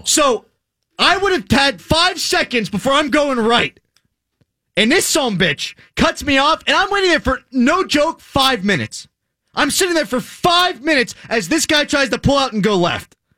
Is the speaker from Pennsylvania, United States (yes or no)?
yes; Pittsburgh, Pennsylvania, United States; Born and raised in Pittsburgh